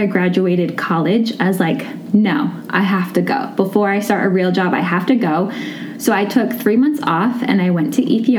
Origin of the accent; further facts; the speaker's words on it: Indiana, United States; I grew up in Indiana my whole life